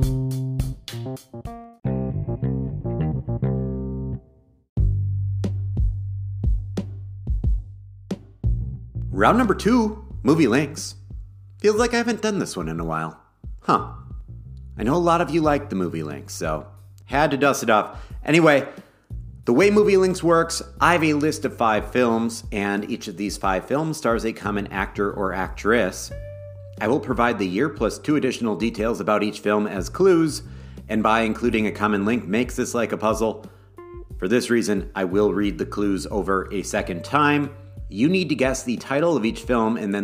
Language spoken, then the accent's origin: English; Wisconsin, United States; being from my home state of Wisconsin